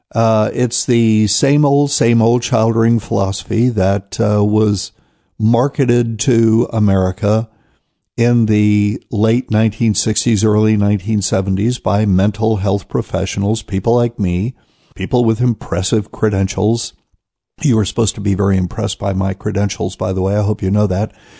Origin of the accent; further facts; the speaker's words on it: New Bern, North Carolina, United States; my hometown of New Bern, North Carolina